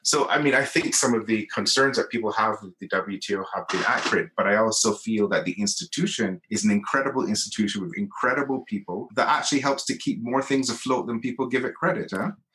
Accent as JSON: {"language": "English", "country": "Barbados", "moved": "as an adult", "lives_now": "Geneva, Switzerland", "said": "I'm from Barbados, a very small, beautiful island in the Caribbean"}